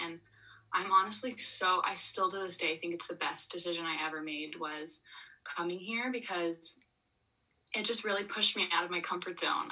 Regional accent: Florida, United States; moved away as an adult; I grew up in Florida all the way till when I was 18

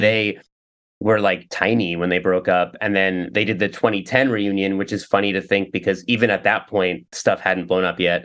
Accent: New York, United States; also born or lived in Ridgewood, Queens; I grew up in New York, but um, out, outside of the city

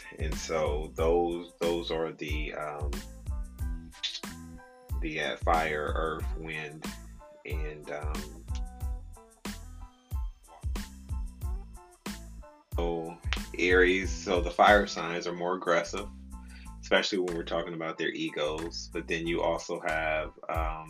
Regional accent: Midwest, United States; I grew up in the Midwest

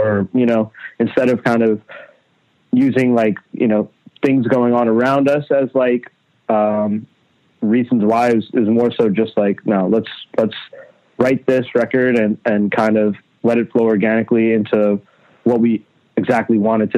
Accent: Long Island, New York, United States; also born or lived in Queens, New York; now in New York City, United States; around like 4 or 5 years old, we moved to Long Island. And that's where I spent like, you know, most of my life, you know, up till high school

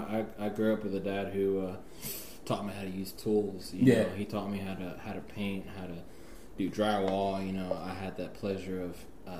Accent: Houston, Texas, United States; also born or lived in Pasadena / New York / Atlanta / North Carolina; So, I mean, I was born in Pasadena, so obviously, born in Pasadena, grew up in Houston, I moved around a little bit, I've lived in the Queens of New York, I've lived in the ATL, Atlanta, Georgia, I've lived in North Carolina

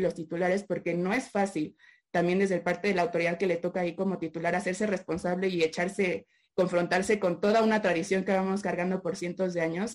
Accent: Mexico; como mexicana y como abogada mexicana

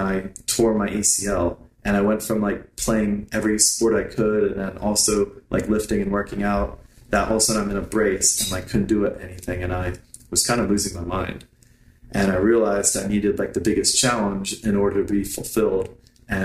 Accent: Lehigh Valley, Pennsylvania, United States; I grew up on the East Coast in Pennsylvania. I was actually born on a dairy farm in the Lehigh Valley

